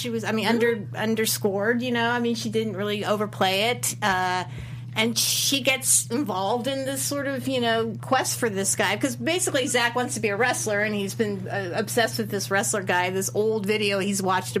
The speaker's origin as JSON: {"language": "English", "region": "Florida", "country": "United States", "moved": "yes", "said": "I'm from Florida."}